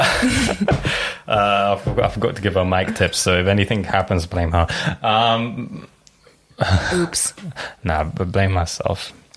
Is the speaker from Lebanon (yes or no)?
yes; Lebanon; moved away; I grew up in Lebanon for like 10 years